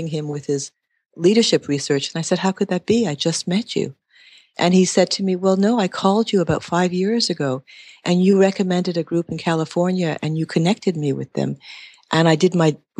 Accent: Montreal, Quebec, Canada; moved away as an adult; I was originally from Montreal, Quebec, left there in my early 20s

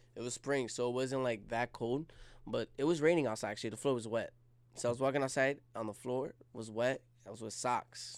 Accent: Jersey City, New Jersey, United States; I was born and raised in Jersey City

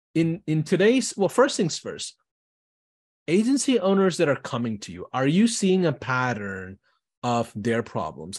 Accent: Houston, Texas, United States; I'm from Houston.

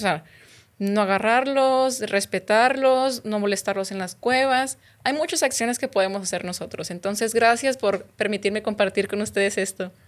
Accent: Guadalupe, Nuevo León, Mexico; moved away as an adult; also born or lived in Durango / Chihuahua / Baja California Sur; yo soy de aquí, de Monterrey, bueno, en realidad soy de Guadalupe

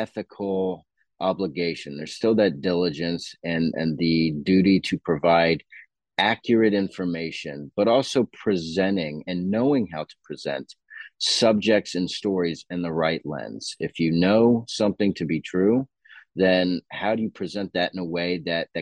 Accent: Dallas, Texas, United States; also born or lived in Tampa, Florida; now in Austin, United States; I grew up in Dallas

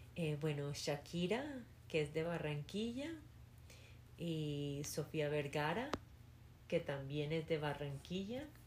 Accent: New York, United States; first language Spanish; crecí en Nueva York, en Queens

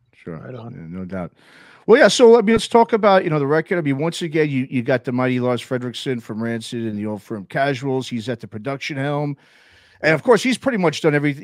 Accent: New York City, New York, United States; now in Oakland, United States; I grew up in New York City. I've been living out in California now for 24 years. 12 of them I've been living right around here in Oakland uh, area.

